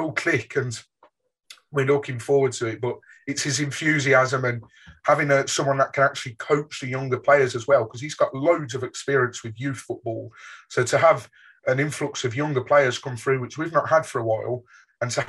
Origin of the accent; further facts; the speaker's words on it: Birmingham, West Midlands, United Kingdom; I grew up in Birmingham